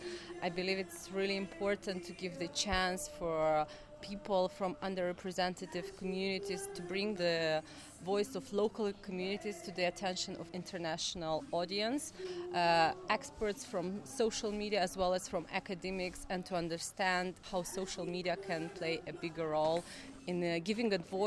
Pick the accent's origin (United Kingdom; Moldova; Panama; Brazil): Moldova; I come from Moldova